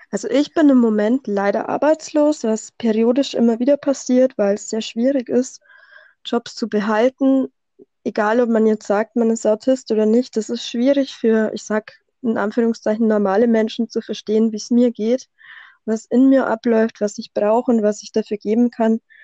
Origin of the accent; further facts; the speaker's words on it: Bavaria, Germany; accent: Bavarian dialect; komme aus Bayern, wie man wahrscheinlich ein bisschen an meinem Dialekt hört